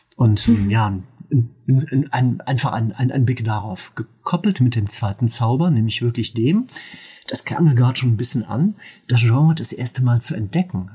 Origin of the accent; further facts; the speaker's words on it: Mönchengladbach, North Rhine-Westphalia, Germany; moved away; bei mir in meiner alten Heimat in Mönchengladbach